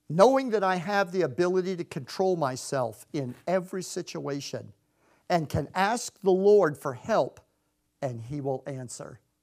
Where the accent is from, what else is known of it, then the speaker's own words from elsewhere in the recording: Clearwater, Florida, United States; moved away as an adult; also born or lived in Connecticut; we're from Clearwater, Florida